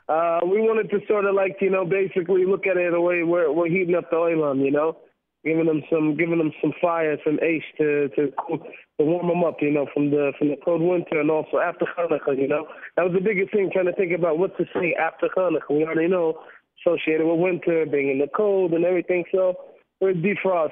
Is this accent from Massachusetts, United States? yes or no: no; Seattle, Washington, United States; I'm from Seattle